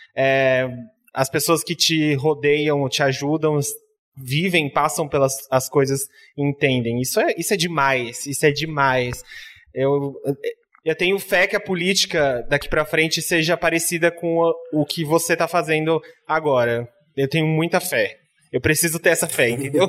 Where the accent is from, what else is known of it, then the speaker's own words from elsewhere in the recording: São Paulo, Brazil; Eu tenho, eu tenho família lá no Campo Limpo, eu, eu cresci, a, parte da minha infância inteira lá